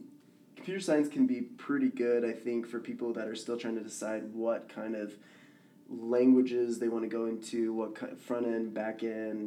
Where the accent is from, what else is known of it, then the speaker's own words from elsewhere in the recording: Dallas, Texas, United States; now in Utah, United States; I'm from Dallas, Texas